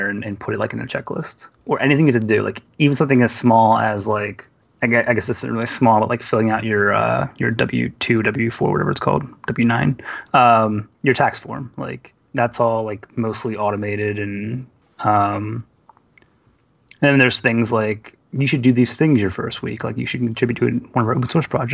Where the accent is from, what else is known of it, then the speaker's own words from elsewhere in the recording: Philadelphia, Pennsylvania, United States; now in New Jersey, United States; I was from Philadelphia.